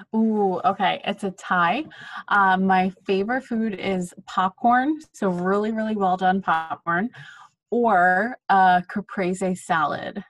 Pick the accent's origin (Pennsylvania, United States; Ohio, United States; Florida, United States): Pennsylvania, United States; Philadelphia; moved away as an adult; now in New York City, United States; originally from Philadelphia, Pennsylvania. I moved to New York City the day after I graduated college.